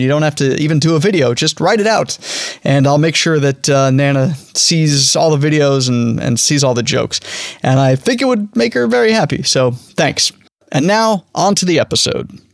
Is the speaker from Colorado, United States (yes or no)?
yes; Denver, Colorado, United States; I'm from Denver